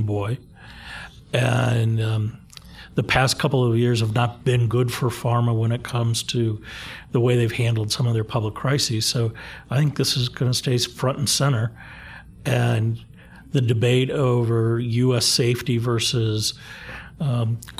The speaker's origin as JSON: {"language": "English", "region": "Ohio", "country": "United States", "tie": "born or raised there", "said": "my home state is Ohio"}